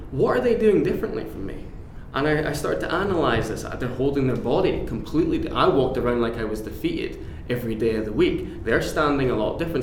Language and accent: English; Aberdeen, Scotland, United Kingdom; now in Glasgow, United Kingdom; I'm originally from Aberdeen, but I'm based now in Glasgow, Scotland's